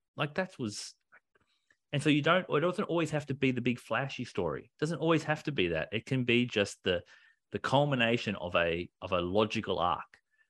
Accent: Japan; English is a second language; I'm a Japanese! I grew up in Japan

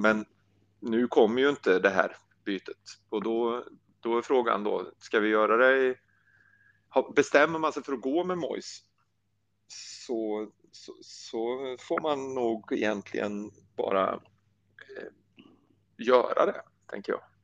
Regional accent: Värmland, Sweden; also born or lived in Blekinge; now in Karlshamn, Sweden; Jag är ju värmlänning från början, bor i Blekinge nu, men är värmlänning.

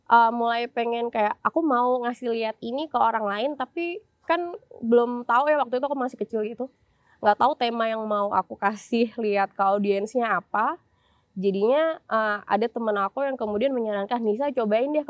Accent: Semarang, Central Java, Indonesia; now in Yogyakarta, Indonesia; Aku besarnya di Semarang, Mas.

